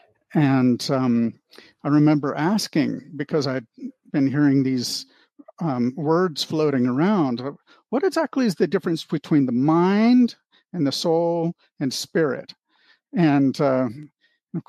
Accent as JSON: {"language": "English", "town": "Anchorage", "region": "Alaska", "country": "United States", "tie": "born or raised there", "also_born_or_lived": "Bellevue, Washington", "moved": "as an adult", "lives_now": "Ohio, United States", "said": "we went to Anchorage, Alaska, and I grew up there from the age of 7 to 18"}